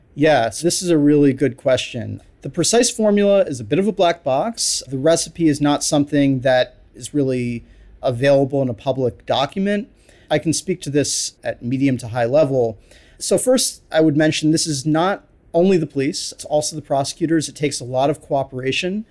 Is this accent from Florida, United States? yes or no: no; New York City, New York, United States; I grew up in New York City during nineteen eighties